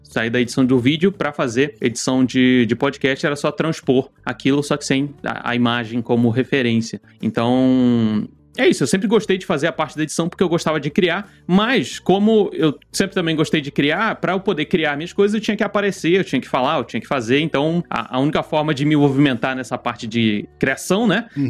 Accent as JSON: {"language": "Portuguese", "region": "Rio de Janeiro", "country": "Brazil", "also_born_or_lived": "Nova Iguaçu", "moved": "yes", "lives_now": "São Paulo, Brazil", "said": "eu sou do Rio de Janeiro e. Hoje eu moro em São Paulo, mas eu, eu morava em Nova Iguaçu"}